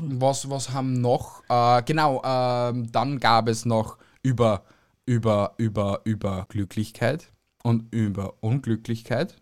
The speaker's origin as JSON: {"language": "German", "country": "Austria", "said": "uns Österreicher"}